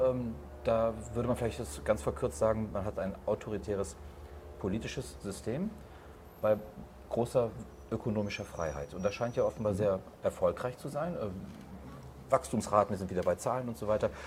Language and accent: German; Rhineland, Germany; als Rheinländer sage ich China